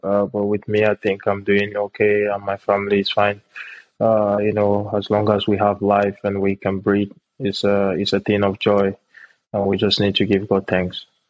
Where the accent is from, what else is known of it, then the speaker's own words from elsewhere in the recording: Nigeria; moved away as an adult; also born or lived in Benue State / Jos, Plateau State; now in Czech Republic; I'm from uh, Benue State. Uh, I'm born and raised in Nigeria. Uh, I'm precisely from Jos as well